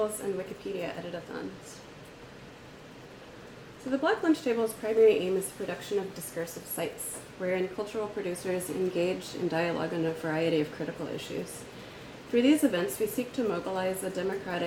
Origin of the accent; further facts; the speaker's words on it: Philadelphia, Pennsylvania, United States; now in Chicago, United States; I'm from Philadelphia, but I live in Chicago